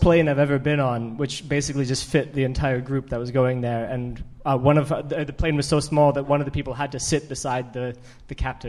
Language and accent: English; Canada; moved away as an adult; now in United Kingdom; I'm Canadian, actually